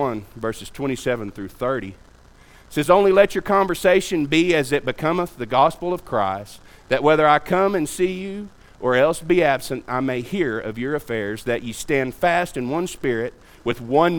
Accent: United States; being an American

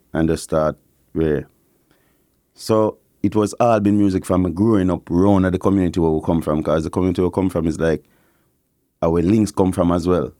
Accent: Kingston, Jamaica; moved away; Kingston, Jamaica, I grew up.

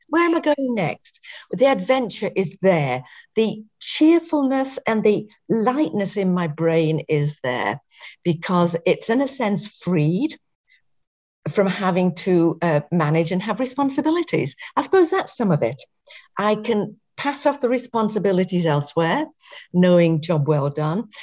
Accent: England, United Kingdom; growing up in England

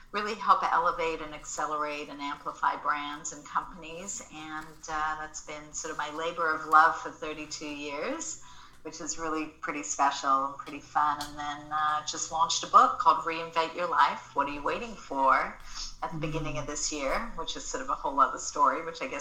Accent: Australia; accent: Australian; now in Los Angeles, United States; So people have been telling me lately that my Australian accent has been coming back a bit. So that's fun. But I um, have been living here in LA for most of my life at this point

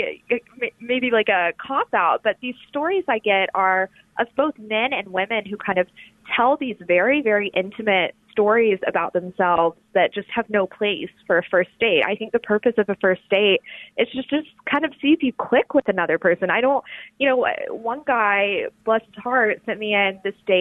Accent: Alabama, United States; moved away as an adult; also born or lived in New Haven, Connecticut / New York; now in Washington, D.C., United States; I'm from the South. I'm from Alabama

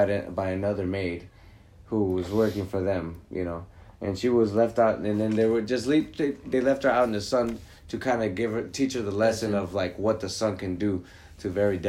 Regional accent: Los Angeles, California, United States; we're from Los Angeles

